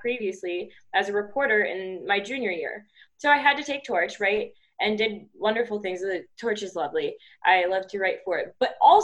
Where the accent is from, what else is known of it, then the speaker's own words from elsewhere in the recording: Bexley, Ohio, United States; I grew up in Bexley